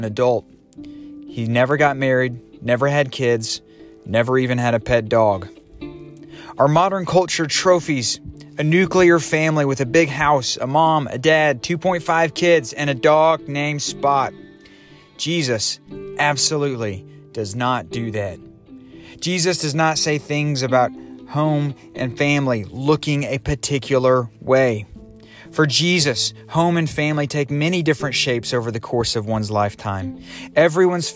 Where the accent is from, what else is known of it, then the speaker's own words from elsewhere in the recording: the South, United States; moved away as an adult; also born or lived in Bucharest, Romania; I grew up in the South with big houses and open fields, southern drawls